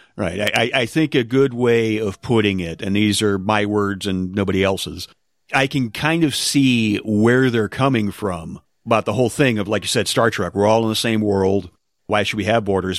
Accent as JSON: {"language": "English", "country": "United States", "said": "I love being an American."}